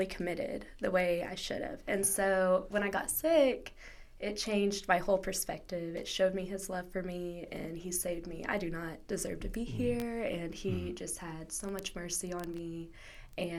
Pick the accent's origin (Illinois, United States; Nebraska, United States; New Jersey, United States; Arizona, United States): New Jersey, United States; moved away as an adult; also born or lived in Ohio; I grew up in New Jersey.